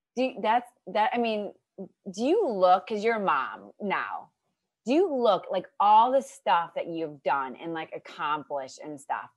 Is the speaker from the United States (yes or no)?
yes; near Akron, Ohio, United States; moved away; I'm from Ohio